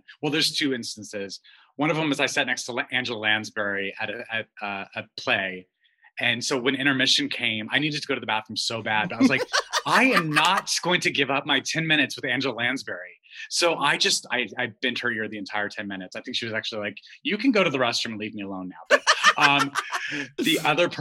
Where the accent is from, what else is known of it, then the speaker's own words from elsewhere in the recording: Albuquerque, New Mexico, United States; I grew up gay in Albuquerque, New Mexico